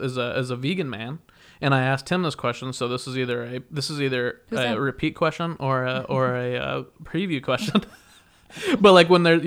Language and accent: English; Wichita, Kansas, United States; now in Los Angeles, United States; when Krispy Kreme got opened up in my hometown, Wichita, Kansas.